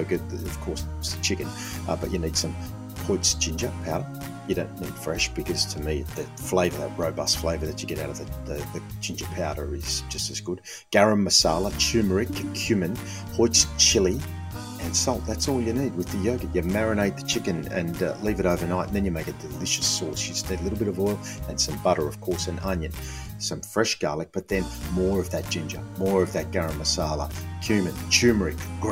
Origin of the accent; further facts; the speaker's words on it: Australia; I'm half Aussie on my dad's side from an English Irish background, but my mother was born in Lebanon